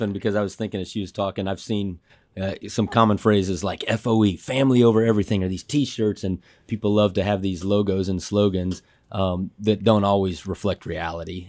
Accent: Dallas, Texas, United States; I grew up in Dallas

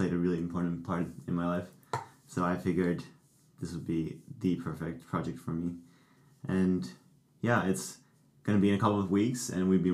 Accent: Finland; moved away; I'm originally from Finland

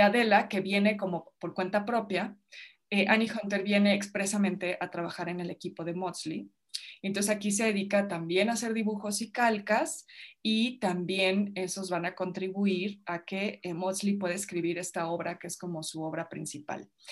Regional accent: Mexico; yo crecí en su casa, o sea, yo vivía en su casa, iba a una escuela británica aquí en México

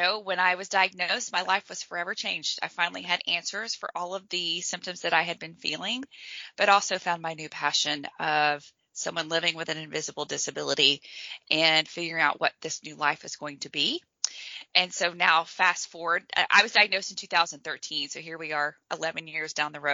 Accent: Clarksville, Tennessee, United States; now in Charlotte, United States; I was born in Tennessee, in Clarksville, Tennessee. So I grew up there

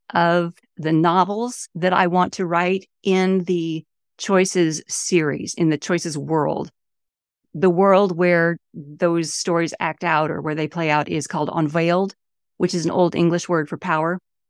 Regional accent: Homestead, Florida, United States; born there; also born or lived in Mallorca; I went a little bit of everywhere the first few years of my life. I was born in Homestead on the Air Force base, okay. which is no longer there. But you know, I lived in Mallorca for, I guess, a year when I was an infant.

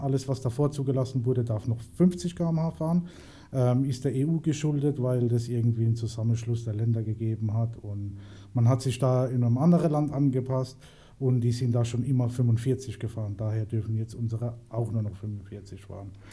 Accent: Mannheim, Baden-Württemberg, Germany; bin gebürtiger Schönauer und deswegen 307

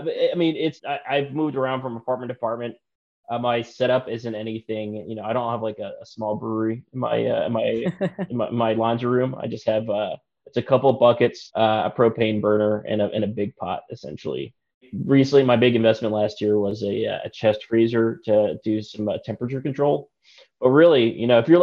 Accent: Harrisonburg, Virginia, United States; moved away; I'm originally from Virginia in the Appalachian Mountains, a town called Harrisonburg. We're a big craft beer town.

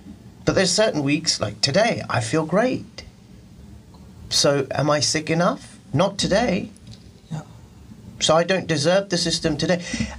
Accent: India; I'm a Muslim. I'm an Indian.

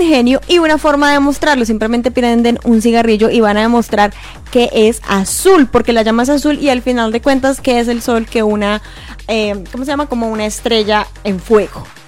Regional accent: Colombia; now in Montreal, Canada; soy colombiana

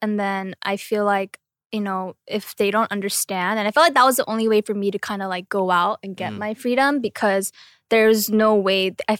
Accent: United States; moved away; also born or lived in South Korea; I'm from America

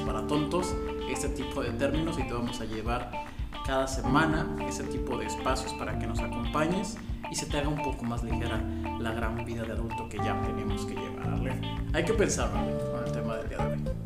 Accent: Mexico; Porque somos mexicanos

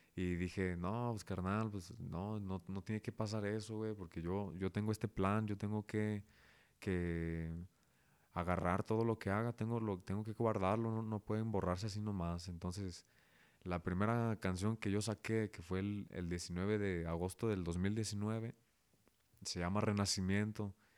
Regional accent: Zapopan, Jalisco, Mexico; also born or lived in León, Guanajuato; Nací aquí en León, Guanajuato. Soy panza verde, pero toda la vida me crié allá en Zapopan, que es a un ladito.

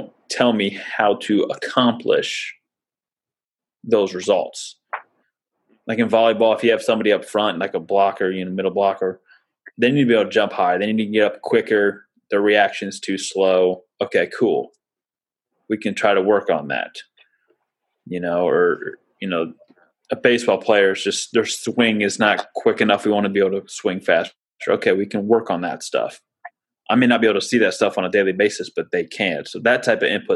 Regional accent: Lafayette, Indiana, United States; I was born in Lafayette. My dad went to Purdue.

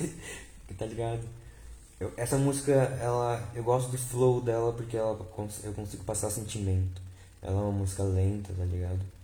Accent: Vale do Paraíba, São Paulo, Brazil; eu sou de São Paulo. Eu sou do, do Vale do Paraíba

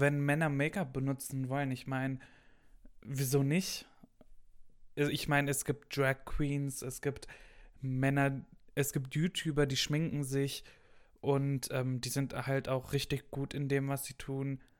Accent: Gelsenkirchen, North Rhine-Westphalia, Germany; moved away; ich komme aus dem Westen, mitten aus dem Ruhrpott aus Gelsenkirchen

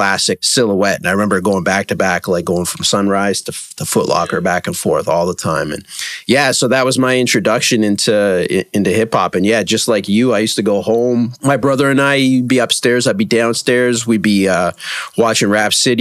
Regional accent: Toronto, Ontario, Canada; I'm actually from Toronto and still live there.

